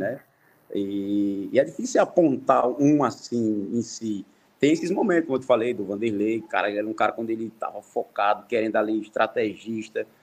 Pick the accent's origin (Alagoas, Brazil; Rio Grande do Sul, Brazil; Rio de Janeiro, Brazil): Alagoas, Brazil; sou, sou alagoano, comecei no CSA